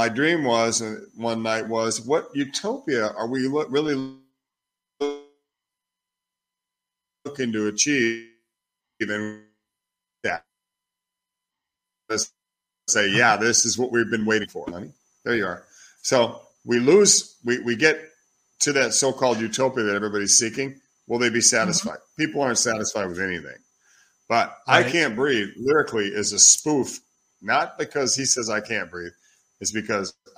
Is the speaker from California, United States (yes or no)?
no; Oklahoma, United States; also born or lived in Minneapolis, Minnesota; now in Italy; I was born in Oklahoma, but I spent a lot of time in the south side of Minneapolis